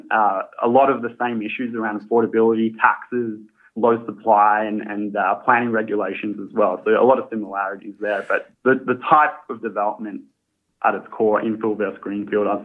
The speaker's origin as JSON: {"language": "English", "country": "Australia", "accent": "Australian", "said": "as you can tell by the accent, I am Australian."}